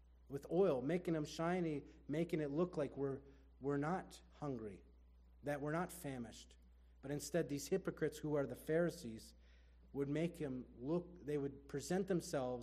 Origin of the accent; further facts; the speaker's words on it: Erie, Pennsylvania, United States; I'm from Erie